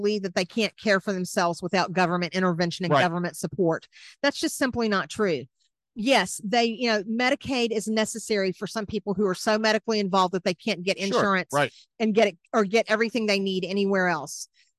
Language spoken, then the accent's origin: English; outside of Nashville, Tennessee, United States; moved away as an adult; also born or lived in Atlanta, Georgia / New York City / Washington, District of Columbia, United States; I'm a Southern girl, born in Atlanta, raised outside of Nashville, married a Yankee in 2002